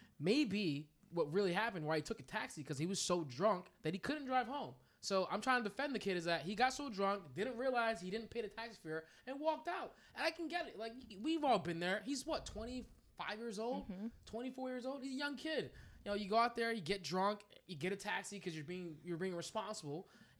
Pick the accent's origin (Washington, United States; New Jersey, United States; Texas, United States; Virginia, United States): New Jersey, United States; now in Maine, United States; I'm from New Jersey.